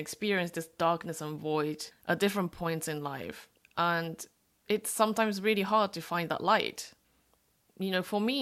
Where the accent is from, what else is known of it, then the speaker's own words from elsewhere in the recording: Japan; I'm a third generation Korean, born and raised in Japan.